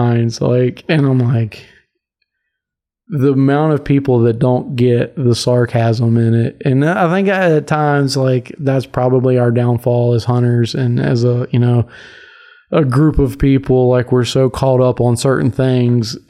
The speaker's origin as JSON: {"language": "English", "region": "Virginia", "country": "United States", "tie": "born or raised there", "said": "growing up in Virginia, hunting public land"}